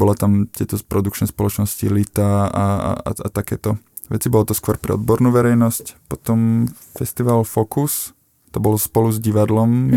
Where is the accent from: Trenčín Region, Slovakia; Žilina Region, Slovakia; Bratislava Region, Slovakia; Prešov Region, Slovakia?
Žilina Region, Slovakia; Belá; moved away as an adult; now in Trnava, Slovakia; ja som teda z Belian, mal som Žilinu, svoj, svoj, svoje mesto